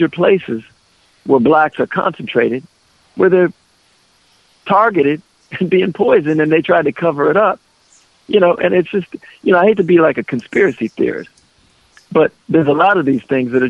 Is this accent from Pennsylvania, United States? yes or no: no; Minneapolis, Minnesota, United States; moved away; I grew up in North Minneapolis and it was a black community